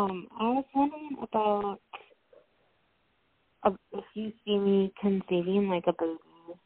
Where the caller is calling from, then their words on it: Minnesota, United States; I'm calling from Minnesota.